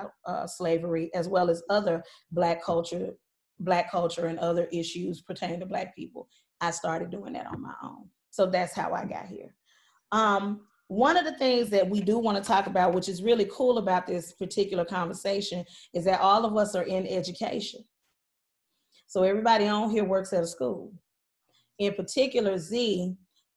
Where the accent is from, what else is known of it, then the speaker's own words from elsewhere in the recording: Mississippi, United States; I grew up in Mississippi